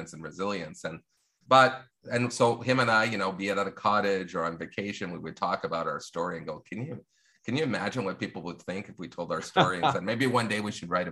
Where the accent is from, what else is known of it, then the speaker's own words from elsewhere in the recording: Longueuil, Quebec, Canada; my own experience growing up in the South Shore of Montreal and Longueuil